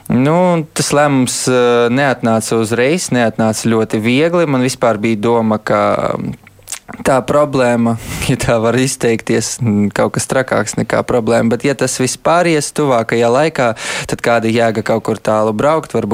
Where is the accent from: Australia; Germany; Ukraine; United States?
Ukraine; Kyiv; also born or lived in Riga; now in Latvia; es eh, piedzimu Kievā, bet, kad jau man bija trīs mēneši, uh, gulēju aizmugures sēdekļos mašīnā, un mēs braucām uz Rīgu. Un tā es visu bērnību savu pavadīju, braukājot starp Kievu un Rīgu.